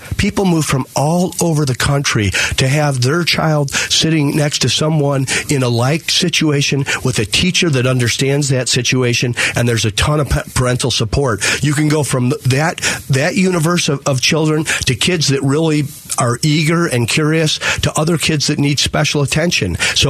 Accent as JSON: {"language": "English", "town": "Toledo", "region": "Ohio", "country": "United States", "said": "I came out from Toledo, Ohio."}